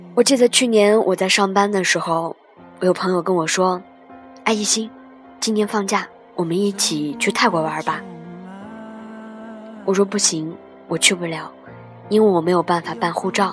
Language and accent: Chinese; Qinghai, China; moved away; 我的家好远，好远，好远。我的家靠近西藏和新疆